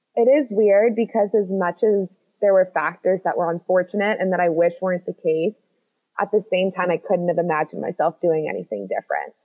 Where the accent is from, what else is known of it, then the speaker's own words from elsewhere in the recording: Washington, District of Columbia, United States; moved away as an adult; now in Edinburgh, United Kingdom; I'm from the United States, DC